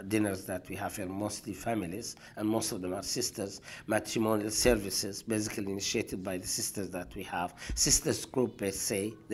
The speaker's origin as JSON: {"language": "English", "country": "Sudan", "moved": "as an adult", "lives_now": "Toronto, Canada", "said": "I come from the Sudan."}